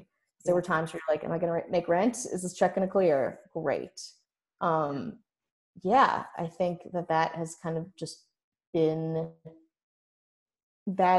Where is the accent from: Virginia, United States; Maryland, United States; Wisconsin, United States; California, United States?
Wisconsin, United States; Milwaukee; moved away; growing up in Milwaukee